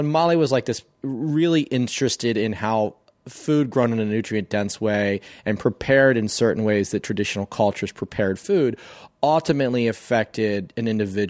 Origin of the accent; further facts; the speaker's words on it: Maryland, United States; Growing up on the Eastern Shore of Maryland, knew nothing about soil